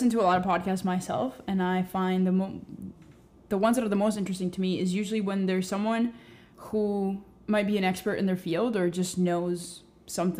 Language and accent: English; Cuba; now in Canada; We're both from Cuba, and been living here for a while.